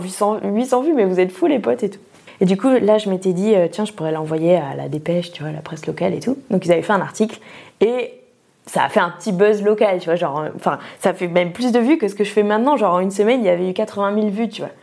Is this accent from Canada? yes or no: no; Pau, Nouvelle-Aquitaine, France; moved away as an adult; also born or lived in Bordeaux / Toulouse; J'ai grandi sous la pluie euh, à Pau